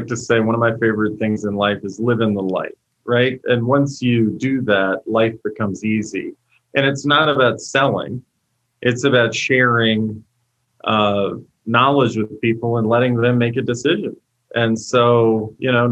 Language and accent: English; Virginia, United States; moved away as an adult; now in Colorado, United States; I was born and raised and built my last series of companies in Virginia, and then relocated to Colorado in early of 2017